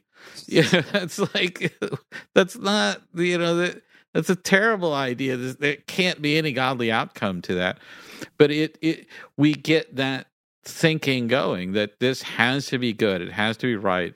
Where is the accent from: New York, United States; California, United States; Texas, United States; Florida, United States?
Texas, United States; Galveston Bay; I am part Cajun and I grew up, uh, you know, next to Galveston Bay.